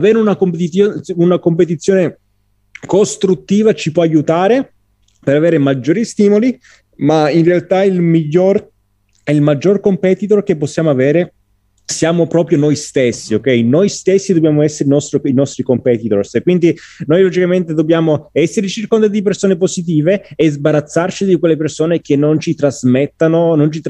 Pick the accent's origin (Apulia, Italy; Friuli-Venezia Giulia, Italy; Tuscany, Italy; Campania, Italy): Campania, Italy; Agropoli; sono del Cilento, della provincia di Salerno, Agropoli e ho ambizioni diplomatiche, ok?